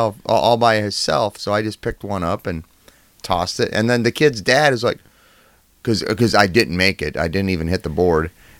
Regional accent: La Crosse, Wisconsin, United States; That's my hometown paper.

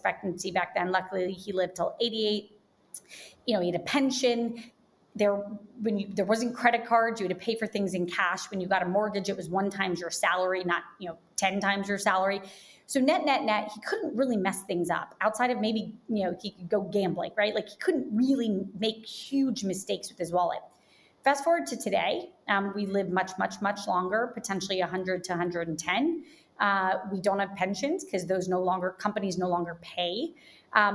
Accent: Jacksonville, Florida, United States; I grew up in Jacksonville, Florida

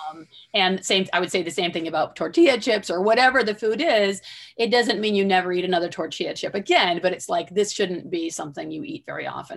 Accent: Southwestern Michigan, United States; I grew up in Southwestern Michigan

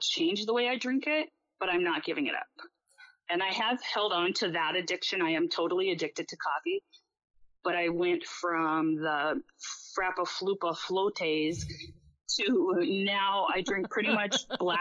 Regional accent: Minnesota, United States; now in Anchorage, United States; I'm from Minnesota.

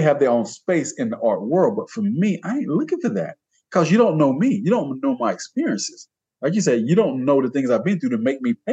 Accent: Georgia, United States; I was born in Georgia

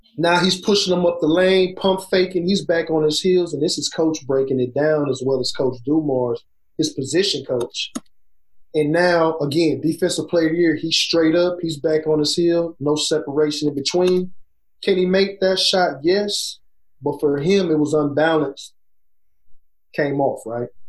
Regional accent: Beaumont, Texas, United States; I'm from Beaumont and Golden Triangle, Port Arthur

